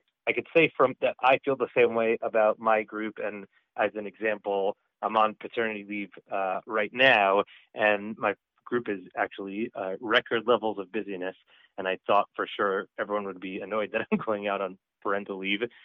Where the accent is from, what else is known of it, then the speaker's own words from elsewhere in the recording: New York area, United States; now in Boston, United States; I'm from the New York area originally. I'm a, I'm a, I'm a Boston transplant